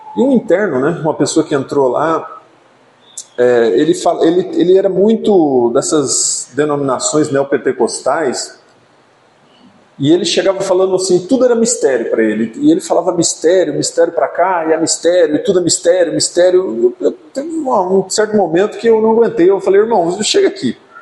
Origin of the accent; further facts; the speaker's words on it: Iretama, Paraná, Brazil; now in Maringá, Brazil; a cidade de Iretama, onde eu nasci